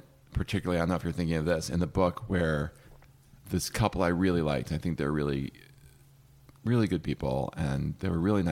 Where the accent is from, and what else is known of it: New Jersey, United States; now in Los Angeles, United States